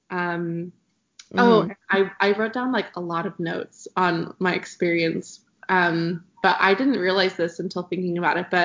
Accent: Terreton, Idaho, United States; I'm from Idaho. It's um, a, I'm from a really small town called Terreton, um, for most people who are probably listening to the podcast, it's about 30 minutes from BYUI.

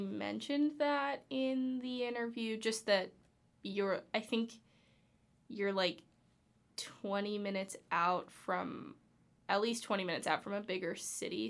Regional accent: Los Angeles, California, United States; I'm from Los Angeles

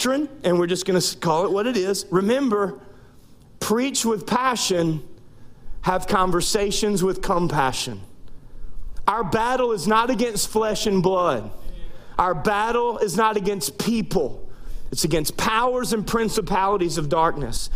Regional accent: North Louisiana, United States; moved away as an adult; also born or lived in Central Arkansas / East Texas; now in South Louisiana, United States; I was born and raised in North Louisiana, went to college in Shreveport, Louisiana

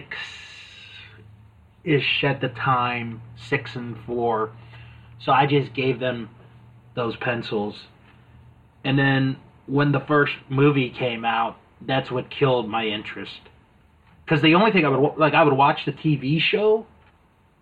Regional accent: United States; in the U.S. here growing up when I was a kid

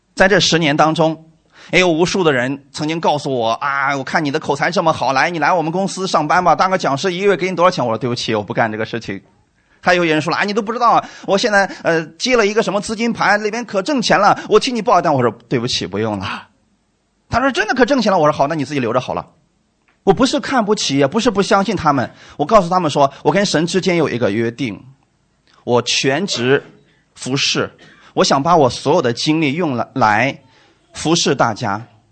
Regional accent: China; 我们中国人

